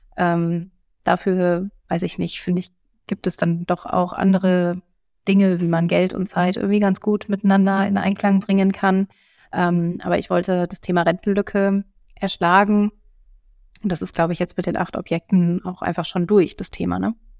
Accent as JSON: {"language": "German", "town": "Bielefeld", "region": "North Rhine-Westphalia", "country": "Germany", "tie": "born or raised there", "also_born_or_lived": "Essen", "moved": "as an adult", "lives_now": "Cologne, Germany", "said": "Da hatte ich mich für Bielefeld als Standort entschieden, weil das eben meine Geburtsstadt ist"}